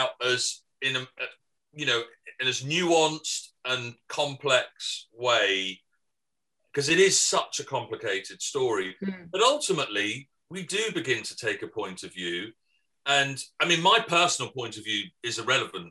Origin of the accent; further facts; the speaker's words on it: England, United Kingdom; I'm English